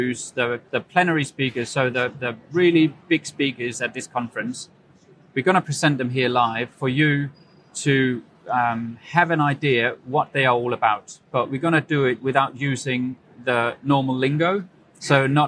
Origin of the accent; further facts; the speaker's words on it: Denmark; I'm from Denmark